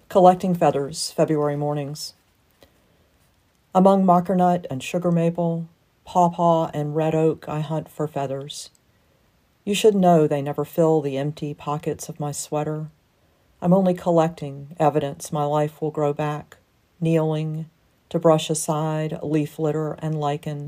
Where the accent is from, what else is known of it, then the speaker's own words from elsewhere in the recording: Jackson, Mississippi, United States; I was born in the Mississippi Delta, but have lived most of my life in and around Jackson, Mississippi